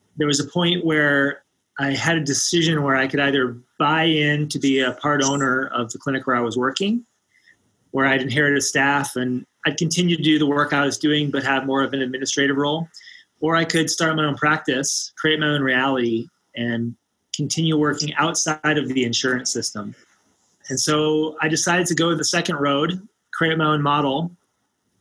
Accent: just north of Washington, D.C., Maryland, United States; moved away as an adult; now in Boulder, United States; I grew up just north of Washington, D.C. in Maryland

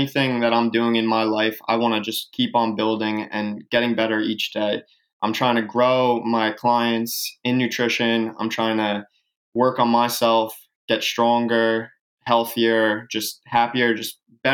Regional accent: Long Island, New York, United States; I grew up in Long Island, New York

